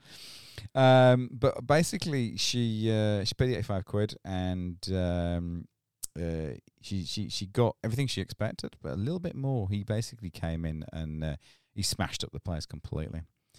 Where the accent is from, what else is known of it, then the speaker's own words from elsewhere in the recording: Ireland; Yeah, I'm fucking Irish, yes.